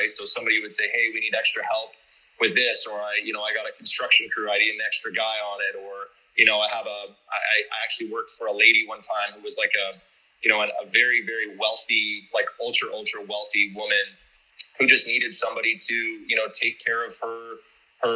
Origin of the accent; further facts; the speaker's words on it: Canada; moved away as an adult; also born or lived in Calgary, Canada / South Africa; now in Panama City, Panama; I grew up in Canada